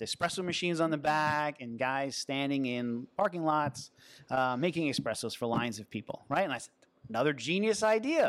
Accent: Long Island, New York, United States; also born or lived in Manhattan, New York / New Rochelle, New York; now in City Island, Bronx, United States; I grew up in Long Island, New York

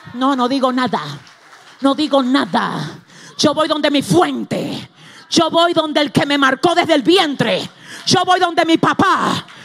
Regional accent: Cibao, Dominican Republic; en el Cibao, de donde yo vengo, de allá atrás del campo, para allá

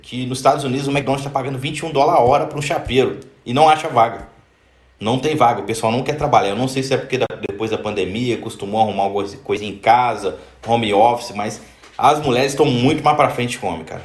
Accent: Barra Mansa, Rio de Janeiro, Brazil; nós somos de Barra Mansa aí no Rio

